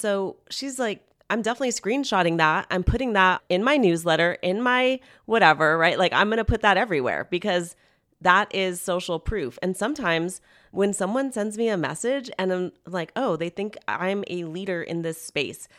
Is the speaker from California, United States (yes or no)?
yes; Hacienda Heights, California, United States; moved away; I grew up in Hacienda Heights, California